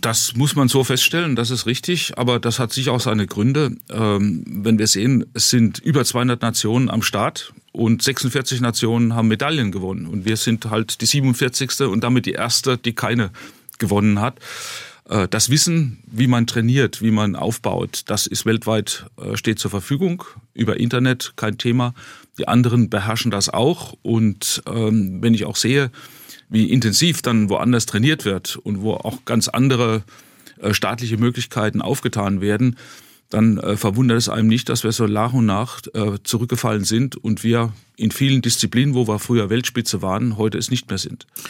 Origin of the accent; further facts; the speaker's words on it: Ludwigshafen, Rhineland-Palatinate, Germany; ich bin als gebürtiger Kurpfälzer